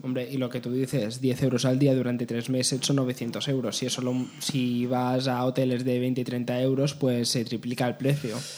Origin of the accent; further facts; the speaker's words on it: Majorca, Balearic Islands, Spain; Soy mallorquín